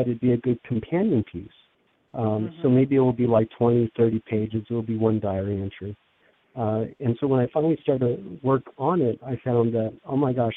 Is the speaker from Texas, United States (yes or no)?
no; Los Angeles, California, United States; moved away as an adult; now in Pennsylvania, United States; growing up in Los Angeles